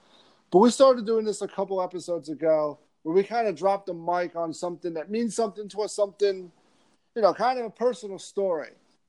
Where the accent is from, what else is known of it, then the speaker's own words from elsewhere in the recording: United States; I grew up in New Jersey, New York, watching them play in the Big East tournament